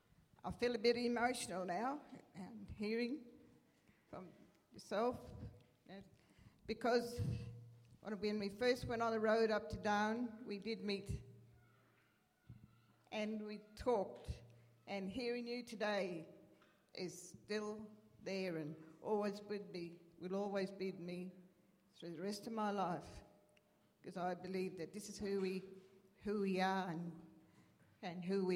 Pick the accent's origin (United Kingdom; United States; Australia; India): Australia; Alice Springs, Northern Territory; also born or lived in West MacDonnell Ranges; I was living out on my homeland, although I grew up here. I'm a Central Arrernte woman. I grew up here in Alice Springs, educated here at the first school here, the old Hartley Street School